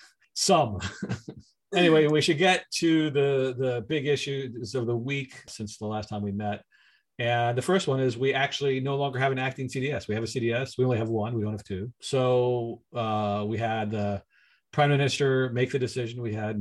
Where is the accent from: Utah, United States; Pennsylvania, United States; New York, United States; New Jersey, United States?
Pennsylvania, United States; Philadelphia; now in Canada; I went back to my hometown of Philadelphia last week for Thanksgiving.